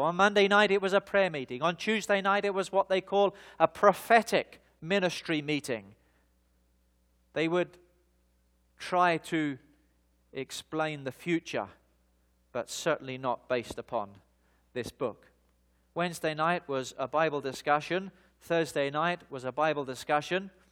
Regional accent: London, United Kingdom; moved away; also born or lived in Australia; I was born in the United Kingdom, in the, in the, uh, city of London, eh, and I began my life in the year nineteen seventy-six in the southeast side of the city in a, in a suburb called Lewisham

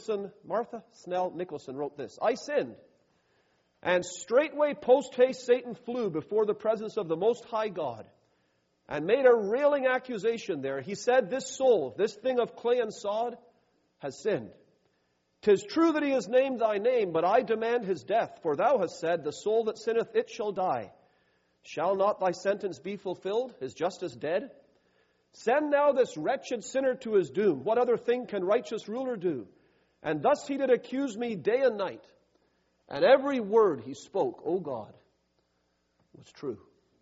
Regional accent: Canada; now in United States; I'm from Canada. Healthcare is a big issue up in Canada. I'm down in the U.S.

